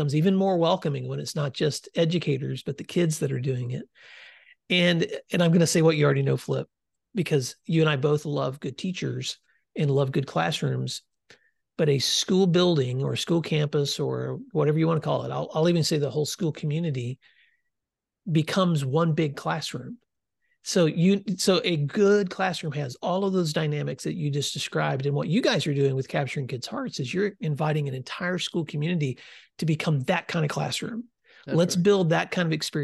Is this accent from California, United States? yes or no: no; West Tennessee, United States; I grew up in West Tennessee, and so I'm a kid that saw a lot of dirt